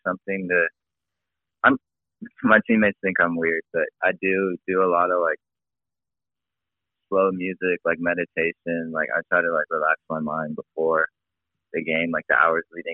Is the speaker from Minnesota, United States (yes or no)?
no; San Diego, California, United States; growing up in San Diego